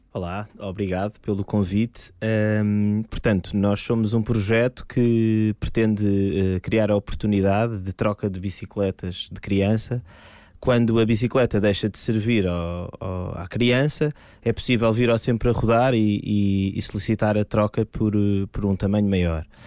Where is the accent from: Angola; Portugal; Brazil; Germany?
Portugal; Lisbon; Eu sou de Lisboa